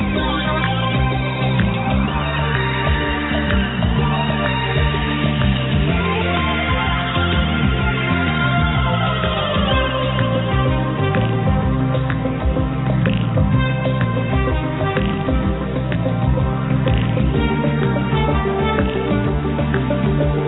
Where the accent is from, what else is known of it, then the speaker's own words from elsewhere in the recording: Shropshire, West Midlands, United Kingdom; I'm from Shropshire